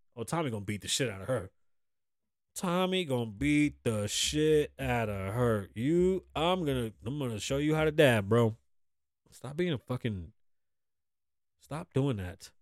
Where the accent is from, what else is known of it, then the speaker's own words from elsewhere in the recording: New York City, New York, United States; now in Las Vegas, United States; I grew up in the Bronx